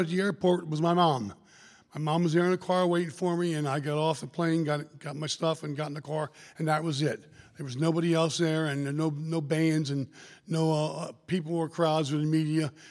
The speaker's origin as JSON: {"language": "English", "town": "Lebanon", "region": "Pennsylvania", "country": "United States", "said": "I'm from Lebanon, Pennsylvania originally."}